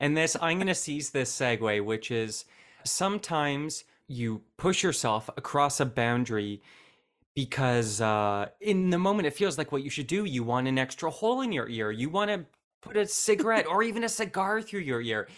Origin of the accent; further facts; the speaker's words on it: Canada; moved away; also born or lived in United States; I'm from Canada.